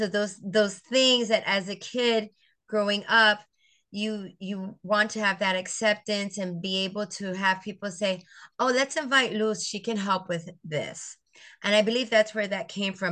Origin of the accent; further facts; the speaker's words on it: St. Croix, U.S. Virgin Islands; also born or lived in Puerto Rico; I grew up in the Virgin Islands, on St. Croix, the island of St. Croix